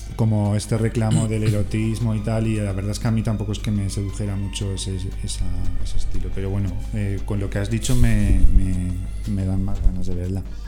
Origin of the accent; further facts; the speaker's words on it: Castellón de la Plana, Valencian Community, Spain; moved away; soy de Castellón